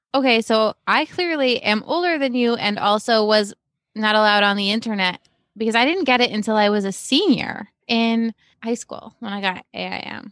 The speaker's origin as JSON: {"language": "English", "area": "Cape Cod", "region": "Massachusetts", "country": "United States", "tie": "born or raised there", "also_born_or_lived": "Boston / Brooklyn", "moved": "as an adult", "said": "I grew up on Cape Cod, very sheltered place to begin"}